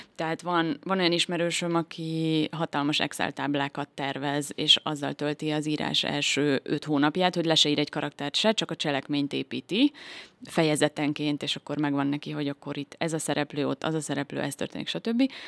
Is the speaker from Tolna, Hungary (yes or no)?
yes; Szekszárd, Tolna, Hungary; Én Szexárdon születtem, és itt is nőttem fel